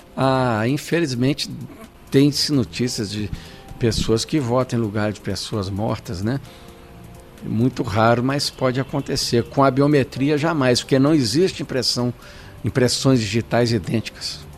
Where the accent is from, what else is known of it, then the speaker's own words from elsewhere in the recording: São João del Rei, Minas Gerais, Brazil; also born or lived in Barbacena; now in Belo Horizonte, Brazil; São João del Rei, minha terra natal